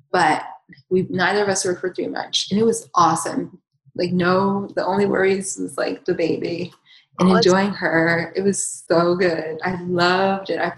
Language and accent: English; Southern United States, United States; up in the South, it was like I was like I was like the weird one for not eating those foods